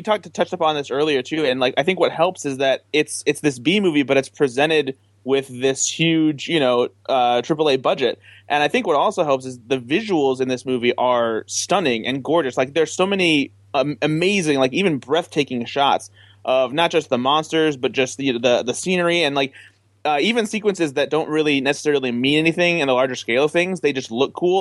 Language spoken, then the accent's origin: English; Midwest, United States; I'm from the Midwest